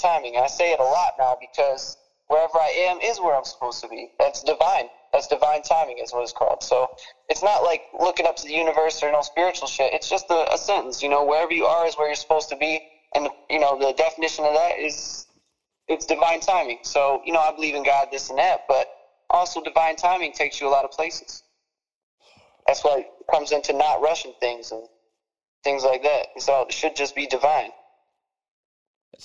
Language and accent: English; Detroit, Michigan, United States; Growing up in Detroit, man, like I'm from the suburbs and stuff, but I stay in Detroit a lot